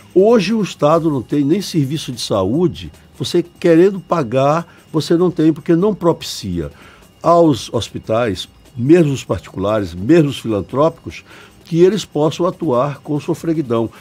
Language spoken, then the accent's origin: Portuguese; Bahia, Brazil